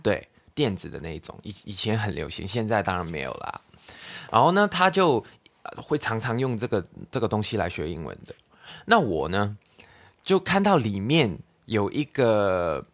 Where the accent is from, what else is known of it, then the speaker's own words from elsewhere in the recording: Hong Kong; Chinese is a second language; moved away; 我国语都讲不好的。因为我的大党都是香港人，我们几乎就是两个香港人在台湾玩而已啊